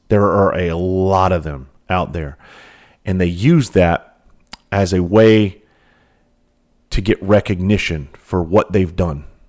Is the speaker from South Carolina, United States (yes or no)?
yes; the South, South Carolina, United States; I grew up in the South. I grew up around hunting and fishing.